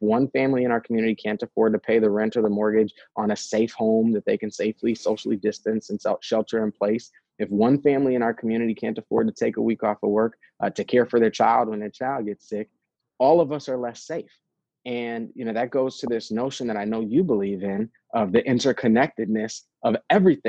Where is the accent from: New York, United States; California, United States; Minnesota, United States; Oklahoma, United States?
Minnesota, United States; St. Paul; I grew up in St. Paul. As you mentioned, I'm a fourth generation St. Paul resident